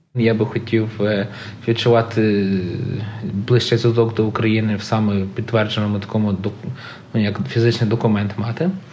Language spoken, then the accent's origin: Ukrainian; Canada; Я народився в Канаді. Я не можу скрити факт, що я канадець